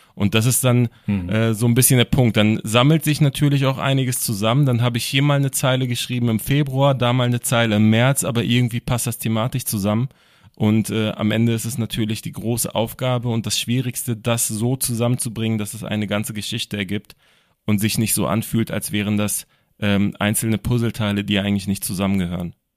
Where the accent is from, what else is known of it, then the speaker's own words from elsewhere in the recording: Berlin, Germany; ich komme aus Berlin